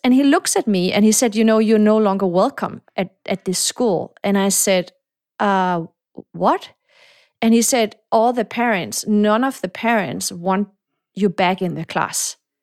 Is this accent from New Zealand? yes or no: no; Denmark; moved away; also born or lived in Morocco / Silicon Valley; I was born in Morocco. I came to Denmark. My mom is Danish, so I grew up in Denmark